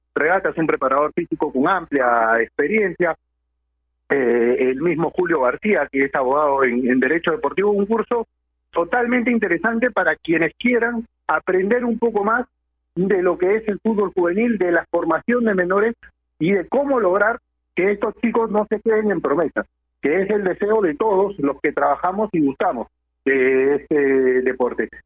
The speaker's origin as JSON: {"language": "Spanish", "country": "Peru", "said": "nosotros como peruanos"}